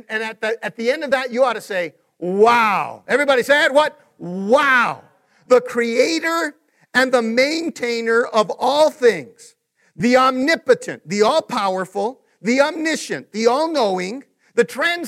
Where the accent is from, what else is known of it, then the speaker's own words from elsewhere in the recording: Taos, New Mexico, United States; moved away; I'm originally from Taos